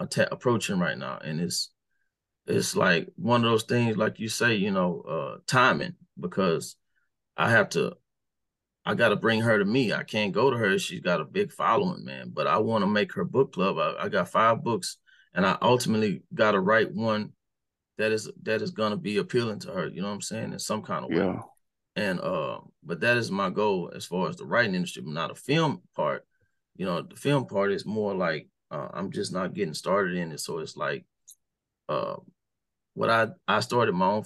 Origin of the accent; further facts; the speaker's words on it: Houston, Texas, United States; my hometown, on my side of town